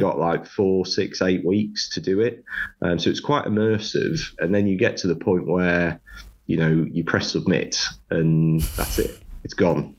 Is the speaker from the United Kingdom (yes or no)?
yes; Sunderland, North East England, United Kingdom; moved away as an adult; also born or lived in Loughborough; born and raised in Sunderland